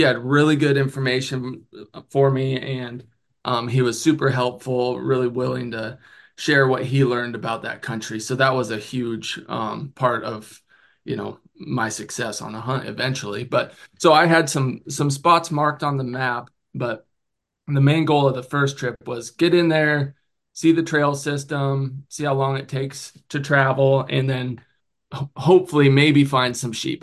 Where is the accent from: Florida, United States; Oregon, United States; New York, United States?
Oregon, United States; moved away; also born or lived in Colorado; I'm from Oregon